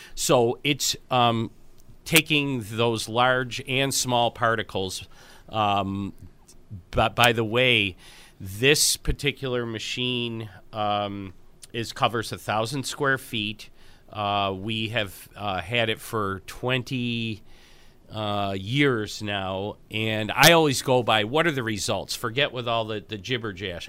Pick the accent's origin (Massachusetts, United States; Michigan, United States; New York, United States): New York, United States; Buffalo; I'm from Buffalo